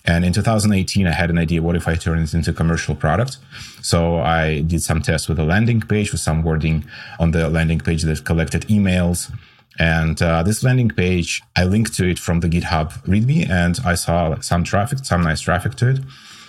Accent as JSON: {"language": "English", "country": "Russia", "moved": "as an adult", "lives_now": "United States", "said": "I came from Russia to the States 6 years ago."}